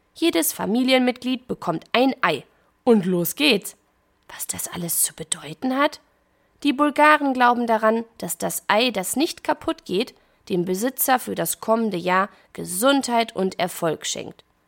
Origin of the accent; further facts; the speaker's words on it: Germany; bei uns in Deutschland